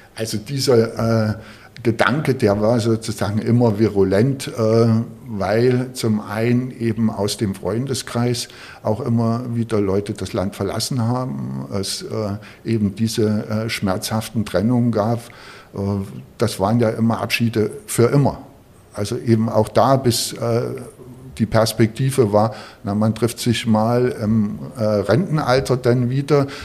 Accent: Großenhain, Saxony, Germany; born or raised there; now in Berlin, Germany

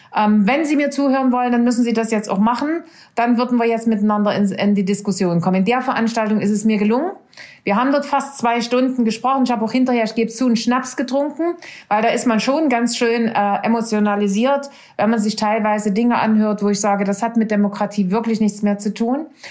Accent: Saxony, Germany; also born or lived in Nordhausen, Thuringia; Ich bin nicht aus dem Schulalter nach Sachsen gekommen, sondern nach vier Wochen nach meiner Geburt.

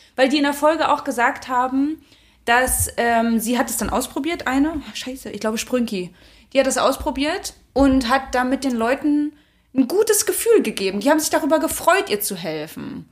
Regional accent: Germany; moved away as an adult; also aufgewachsen bin ich in der Nähe von Berlin. Das heißt, da bin, also da, das ist und bleibt für mich meine Heimat

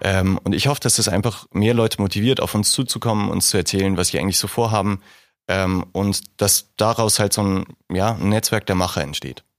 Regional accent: Hamburg, Germany; moved away as an adult; now in Regensburg, Germany; Hamburg ist eine wunderschöne Stadt und meine Heimat

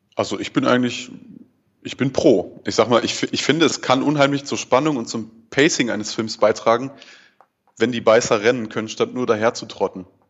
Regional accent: Ruhr area, North Rhine-Westphalia, Germany; now in Marburg, Germany; Ich komme ursprünglich aus dem Ruhrpott

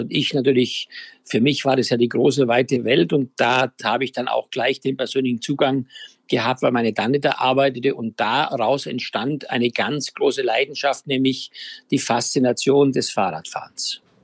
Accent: Styria, Austria; ich ja auf einem Bauernhof in der Steiermark groß geworden bin

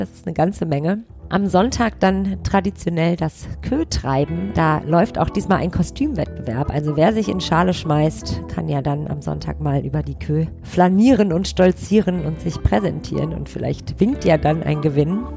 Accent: Düsseldorf, North Rhine-Westphalia, Germany; ich komme aus Düsseldorf

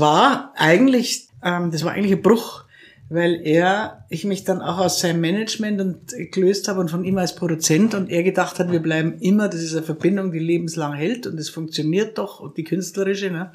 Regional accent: Krailling, Bavaria, Germany; ich bin in Kreiling im Würmtal aufgewachsen.

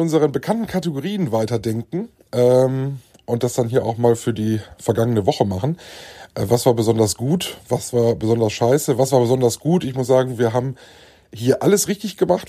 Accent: Germany; bei uns in Deutschland

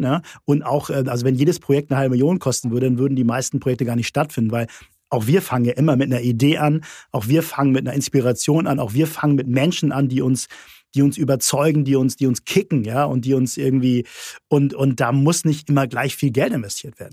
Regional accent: Hamburg, Germany; ich bin Hamburger

